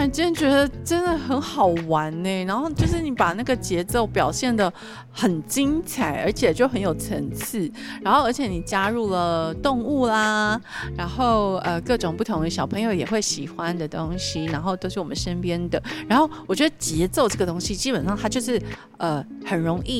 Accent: Taiwan; 是就我们台湾人自己写法，

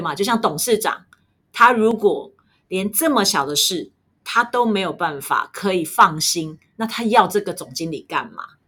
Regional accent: Taiwan; 在台湾人的眼中，平常我们就有戴口罩的习惯

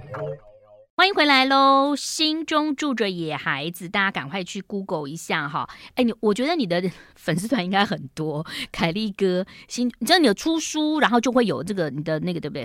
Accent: Yilan County, Taiwan; 我的小时候童年在宜兰过得觉得也蛮开心的，只是说因为爸妈都在上班，所以我就是被丢在那个幼稚园，幼儿园

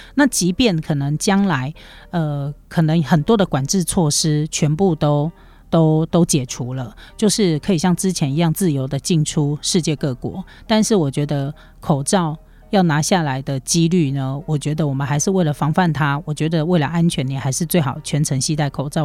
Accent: Taiwan; 对于台湾人是 人来说，日本这个国家是我们出国算是首选啦

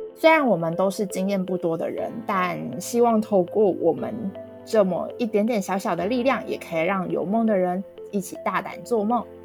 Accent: Taipei, Taiwan; also born or lived in Hualien; 都住在台北，从小到大生活一直都，也一直都在台北。虽然说我也是在花莲出生，幼稚园以前是在花莲，但我本人从幼稚园一直到大学都没有离开过台湾本岛，连离岛都没有去过

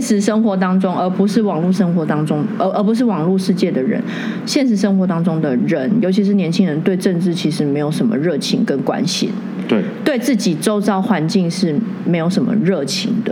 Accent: Taoyuan, Taiwan; 那些都是我们桃园人的纳税钱

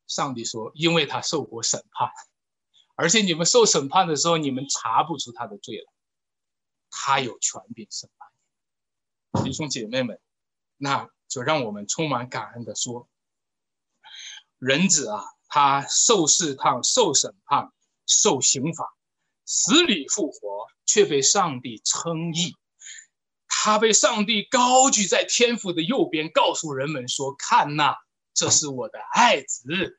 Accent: China; 我们中国人讲的词儿叫做出生入死

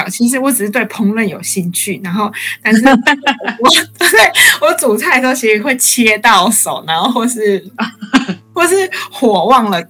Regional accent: Taiwan; moved away as an adult; also born or lived in Taoyuan, Taiwan; now in Canada; 我也来自台湾，然后住桃园。那我七个月前来到这边，那现在是第二学期。

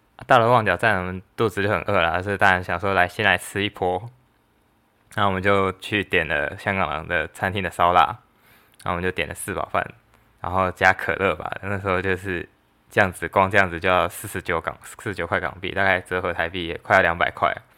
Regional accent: Taiwan; 我是来自台湾

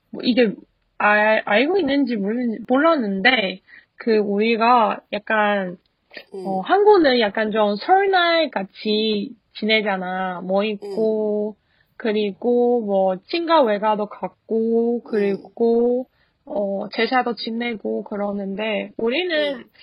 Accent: Taiwan; Korean is a second language; 대만 사람이잖아. 어나 너무 못해. 난 집에서 대만어

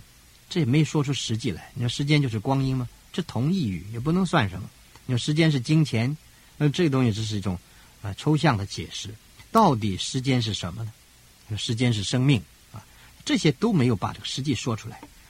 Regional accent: China; 这个虚心呢，也可以用我们中国人通常懂的话来讲啊，就是一无所知的人有福了。

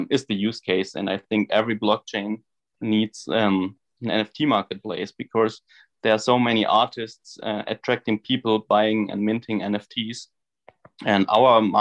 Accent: Germany; from Germany

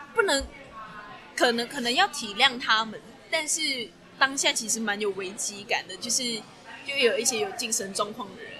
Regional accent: Malaysia; now in Taiwan; 作为一个马来西亚人

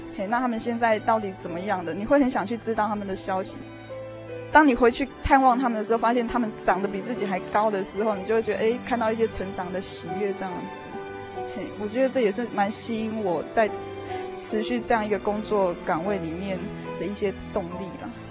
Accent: central-southern Taiwan, Taiwan; 我从小是在中南部地区长大的孩子

